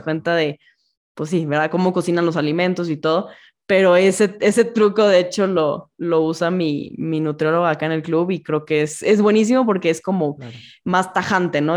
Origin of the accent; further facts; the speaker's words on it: Monterrey, Nuevo León, Mexico; yo que soy de Monterrey